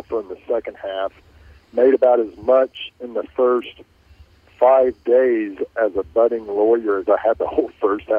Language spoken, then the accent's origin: English; Richardson, Texas, United States; I grew up in Richardson, Texas, a suburb of Dallas, just always wanted to be a cowboy.